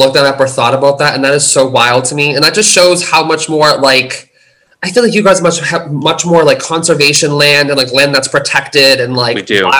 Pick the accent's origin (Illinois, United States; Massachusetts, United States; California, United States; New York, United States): Massachusetts, United States; Stoneham; even like my hometown, like I grew up in a town called Stoneham, Massachusetts.